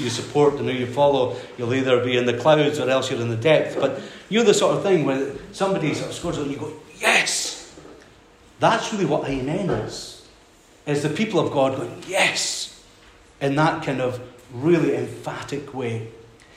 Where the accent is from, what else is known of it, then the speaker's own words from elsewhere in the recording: Skye, Scotland, United Kingdom; moved away as an adult; also born or lived in Glasgow; I was brought up in Skye, and I came down to Glasgow to study